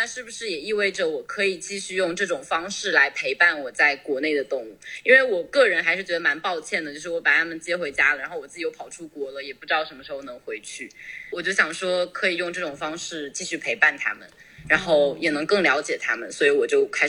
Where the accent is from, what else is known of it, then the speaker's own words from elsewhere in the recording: Wenzhou, Zhejiang, China; 对，我是浙江温州，但皮革厂不是我家的。